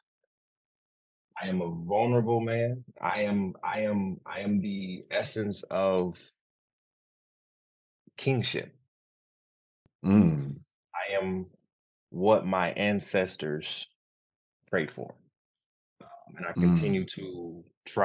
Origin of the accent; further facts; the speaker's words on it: Detroit, Michigan, United States; moved away as an adult; also born or lived in Altamonte Springs, Florida / Grand Rapids, Michigan; now in Bronx, New York, United States; we moved back to Detroit, where my mom is originally from, born and raised